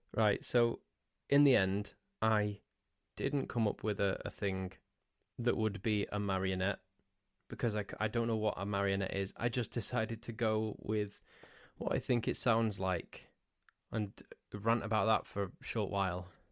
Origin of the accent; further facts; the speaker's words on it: Crewe, North West England, United Kingdom; also born or lived in Nantwich / Sandbach; I grew up in the town of Crewe.